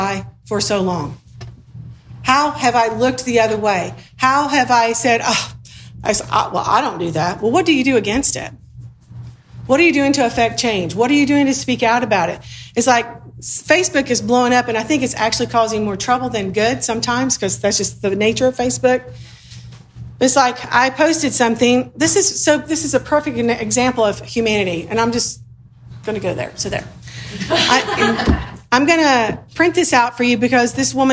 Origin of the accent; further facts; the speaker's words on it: the South, United States; moved away; also born or lived in Sudan; I grew up in the South